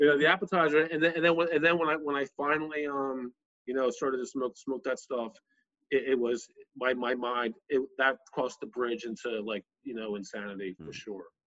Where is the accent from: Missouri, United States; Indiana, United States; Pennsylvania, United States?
Pennsylvania, United States; Bucks County, outside Philadelphia; I grew up outside of Philly in, in Bucks County